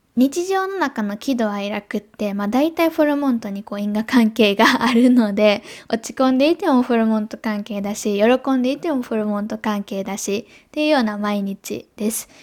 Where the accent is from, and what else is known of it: Japan